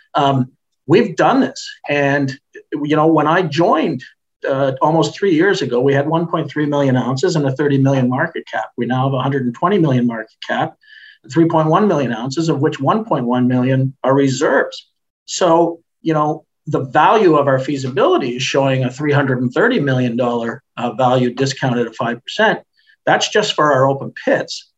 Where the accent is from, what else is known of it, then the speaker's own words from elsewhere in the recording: Canada; I'm Canadian.